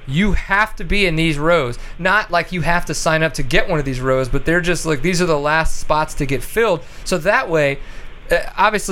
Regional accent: Louisiana, United States; now in Texas, United States; growing up in Louisiana, raced the SARA

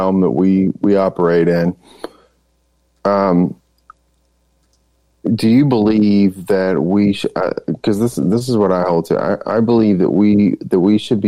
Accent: Texas, United States

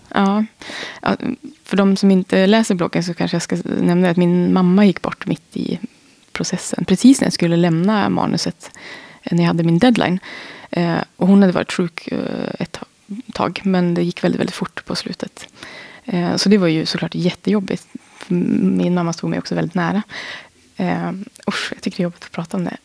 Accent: Holmsund, Västerbotten County, Sweden; moved away; also born or lived in Umeå; jag kommer från Norrland, jag är född i Umeå. Där har jag många smultronställen i Holmsund som jag är uppvuxen i, vid havet

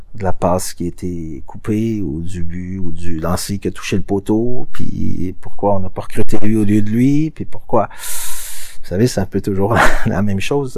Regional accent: Quebec, Canada; chez nous au Québec

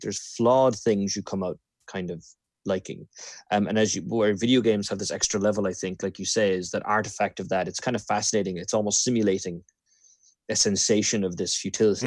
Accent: Ireland; moved away; growing up in Ireland

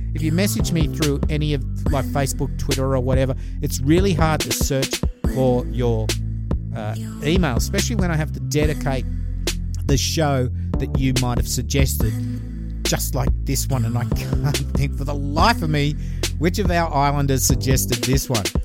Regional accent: Glenfield, New South Wales, Australia; my hometown murder

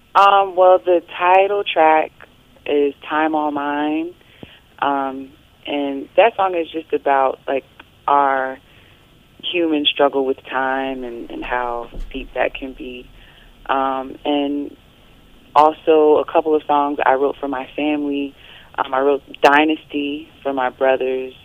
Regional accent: North Carolina, United States; moved away; my home state of North Carolina

